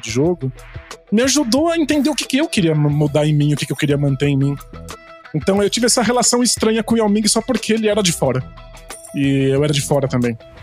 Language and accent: Portuguese; Brazil; como brasileiro